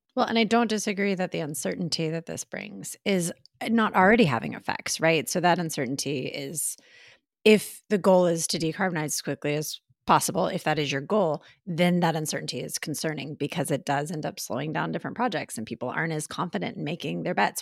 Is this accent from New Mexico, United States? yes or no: no; Texas, United States; now in New York, United States; I'm still in Texas, uh, you know, so it's nice to be back in my home state for a bit